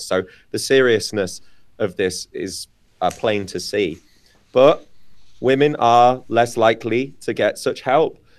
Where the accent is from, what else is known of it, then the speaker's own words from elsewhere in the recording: United Kingdom; moved away; the U K, my home country